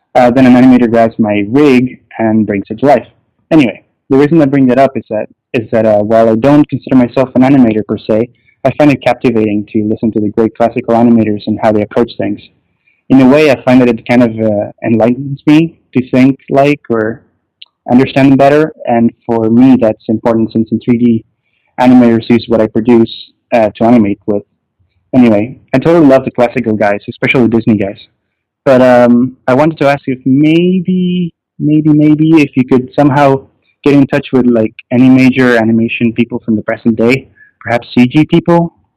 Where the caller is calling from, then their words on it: Toronto, Ontario, Canada; I'm calling from Toronto, Cal-, Canada